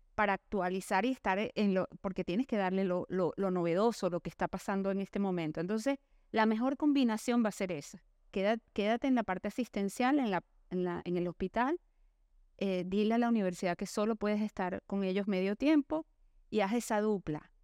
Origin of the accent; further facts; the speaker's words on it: Venezuela; vengo de Venezuela